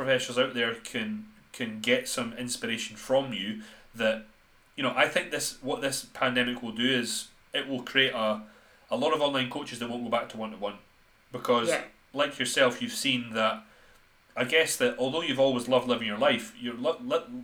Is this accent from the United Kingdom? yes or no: yes; Scotland, United Kingdom; we are both from Scotland